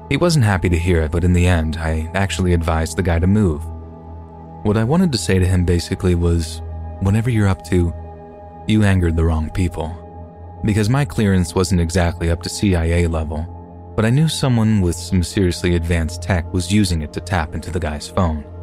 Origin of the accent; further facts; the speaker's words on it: Kentucky, United States; my dad took me and my brother on a family camping trip to Mammoth Cave National Park in my home state of Kentucky.